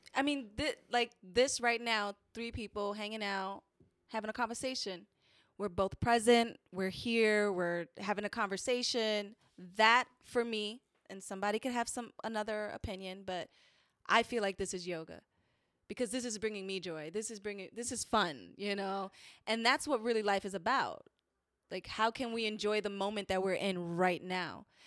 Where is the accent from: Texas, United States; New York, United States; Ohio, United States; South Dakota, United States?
New York, United States; New York City; I'm from the Bronx.